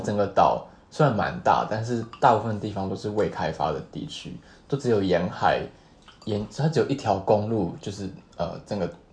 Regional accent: Taiwan; now in Japan; 人家知道我们是台湾人

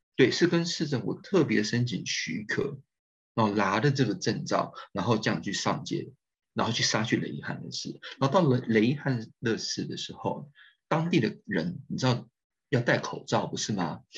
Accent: Taiwan; 我们台湾人在Istanbul，或是在安卡拉的大，的硕士班学生或是博士班学生

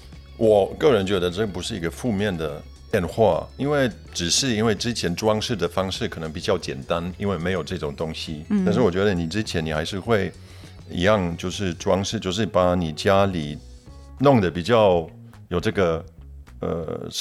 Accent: Germany; Chinese is a second language; moved away; also born or lived in Poland; 我是波兰人嘛，在波兰出生的，在德国长大的，

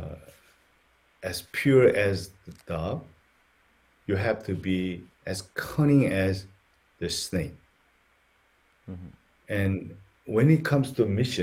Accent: South Korea; moved away; also born or lived in United States; because I used to live in the States, people actually called us Korean American

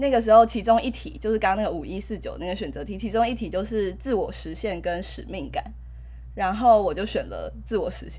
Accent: Taipei, Taiwan; moved away as an adult; now in central Taiwan; 只有我是台北人，然后他不是台北人。好，但我是在台北长大的小孩。

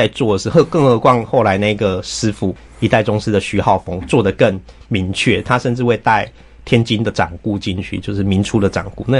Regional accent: Taiwan; 处理 我们台湾人的那一种每天都在跟各种狗屁倒灶的事情对抗，然后你又不得不适应的那一种漂流的感觉

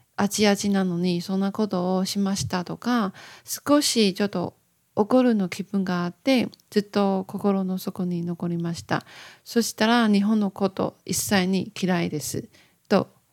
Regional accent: Taiwan; Japanese is a second language; 私、日本語を勉強している台湾の

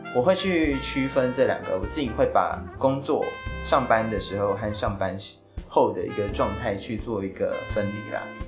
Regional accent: Taiwan; 我自己是在可能台湾长大，那我就是在这里工作

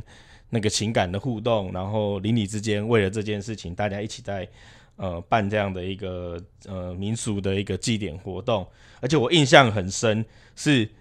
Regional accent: Pingtung County, Taiwan; 我是屏东人呢。

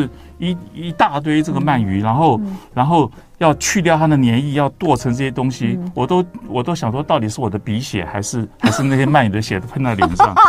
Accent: Taiwan; 我们我们台湾

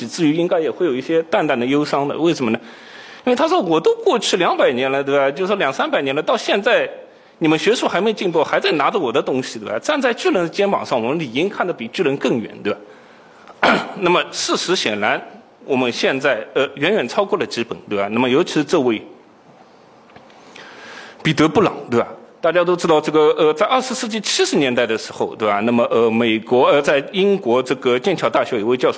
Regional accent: Shanghai, China; 我也是上海人，

